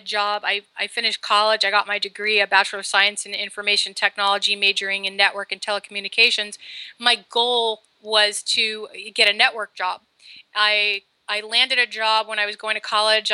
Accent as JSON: {"language": "English", "region": "New Jersey", "country": "United States", "moved": "as an adult", "lives_now": "Southern California, United States", "said": "I'm originally from New Jersey"}